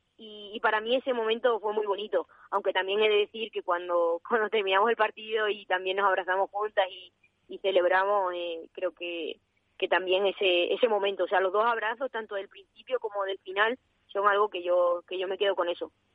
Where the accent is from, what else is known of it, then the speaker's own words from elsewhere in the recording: Extremadura, Spain; now in Valladolid, Spain; también tengo más cerca mi tierra